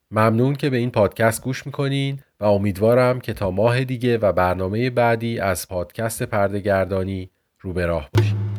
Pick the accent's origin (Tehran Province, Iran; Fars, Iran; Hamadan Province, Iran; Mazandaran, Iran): Tehran Province, Iran; Tehran; من در سال 1360 در تهران به دنیا اومدم